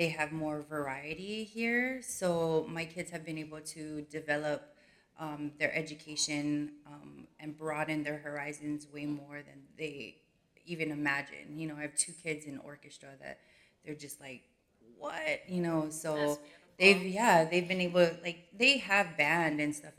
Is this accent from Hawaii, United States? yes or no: yes; Hawaii, United States; moved away as an adult; now in Phoenix, United States; we're originally from Hawaii, and I never thought a girl from Hawaii would be in the place that I am today